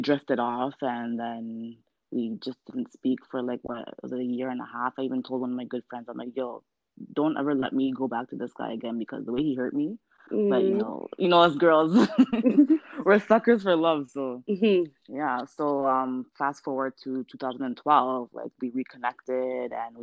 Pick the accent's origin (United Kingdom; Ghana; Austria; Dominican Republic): Ghana; we're both Ghanaian